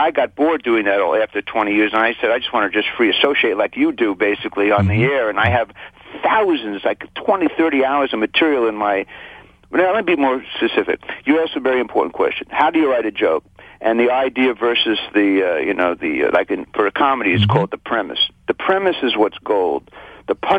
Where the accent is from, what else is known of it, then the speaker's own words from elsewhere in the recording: New York, United States; when I was growing up in New York